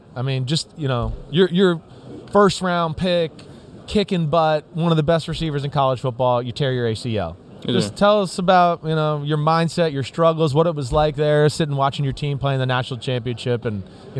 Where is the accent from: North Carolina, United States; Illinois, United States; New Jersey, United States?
New Jersey, United States; I'm blonde and from New Jersey, man.